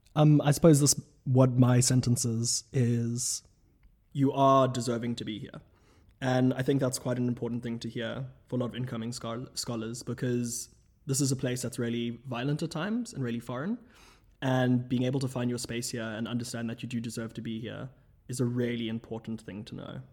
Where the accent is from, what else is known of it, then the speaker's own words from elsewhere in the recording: South Africa; moved away as an adult; now in Oxford, United Kingdom; from South Africa at large at Lady Margaret Hall, twenty seventeen